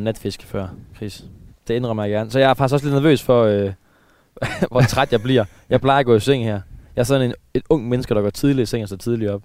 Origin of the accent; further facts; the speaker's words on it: Aarhus, Central Denmark Region, Denmark; jeg er jo fra, jeg er fra, fra, fra Aarhusområdet, jeg er jo østjyde